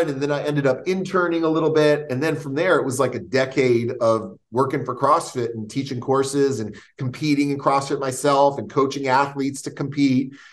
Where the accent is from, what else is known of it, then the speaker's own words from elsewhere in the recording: New York, United States; "Oh yeah, you know, I come from New York. I used to play ball. and never. I'm going to try this stuff out."